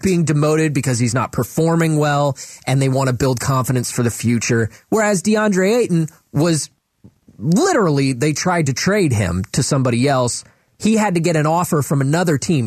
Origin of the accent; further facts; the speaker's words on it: Cleveland, Ohio, United States; I grew up in Cleveland